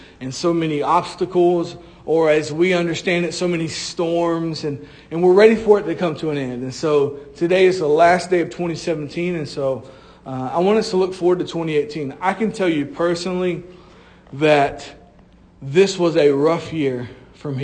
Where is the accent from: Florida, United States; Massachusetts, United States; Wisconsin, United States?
Florida, United States; I'm from Florida